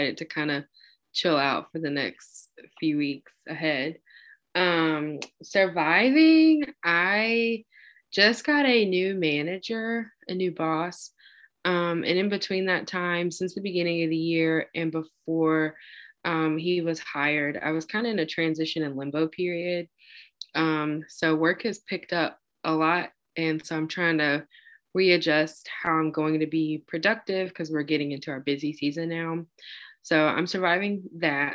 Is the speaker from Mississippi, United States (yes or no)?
yes; Tupelo, Mississippi, United States; moved away as an adult; also born or lived in Oxford, Mississippi; now in Birmingham, United States; I was born and raised in Tupelo, Mississippi